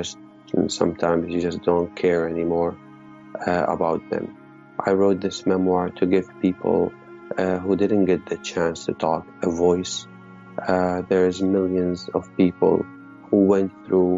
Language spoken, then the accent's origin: English; Syria; moved away as an adult; also born or lived in United States; I was born in Syria, a Palestinian-Syrian refugee, because my father and mother were kicked out of Palestine in 1948, and I was born in Syria under refugee status.